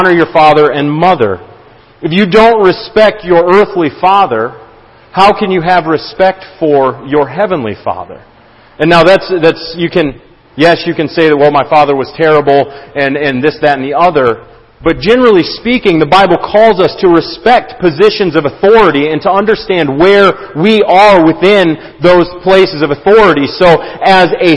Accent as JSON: {"language": "English", "country": "United States", "said": "As American Christians"}